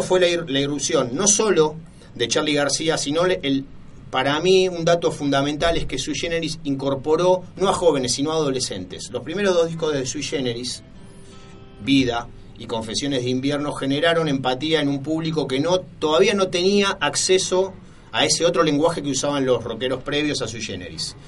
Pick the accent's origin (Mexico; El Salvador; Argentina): Argentina